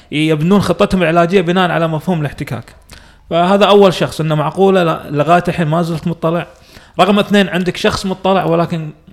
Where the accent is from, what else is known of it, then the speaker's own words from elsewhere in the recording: Kuwait; عندنا بالكويت